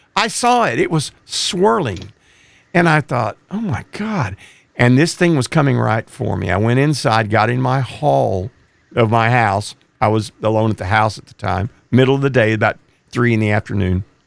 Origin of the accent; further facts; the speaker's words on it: East Texas, United States; I grew up in East Texas, which has pine trees